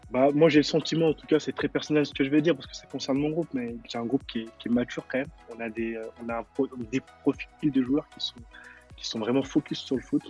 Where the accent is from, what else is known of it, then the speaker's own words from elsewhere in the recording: Lyon, Auvergne-Rhône-Alpes, France; je suis un, pur Croix-Roussien, moi euh, je suis, de la ville de la Croix-Rousse, du quartier de la Croix-Rousse, et j'ai grandi à la Croix-Rousse